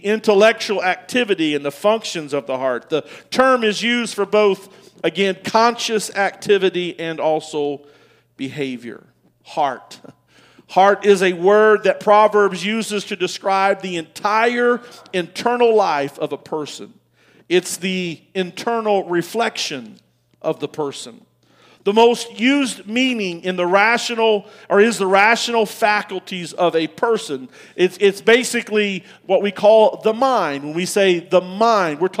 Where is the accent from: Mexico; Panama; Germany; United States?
United States; I'm an American